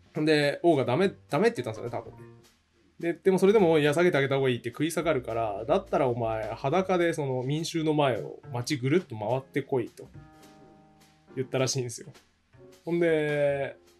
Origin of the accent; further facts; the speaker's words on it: Hokkaido, Japan; 僕地元北海道なんですけど